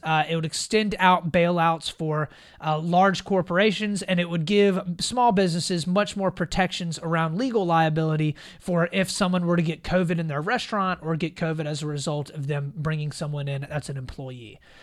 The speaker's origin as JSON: {"language": "English", "region": "South Carolina", "country": "United States", "tie": "born or raised there", "said": "South Carolina, my home state"}